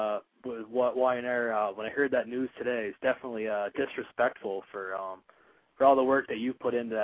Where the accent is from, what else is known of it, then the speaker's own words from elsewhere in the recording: Vermont, United States; I'm from Vermont, actually.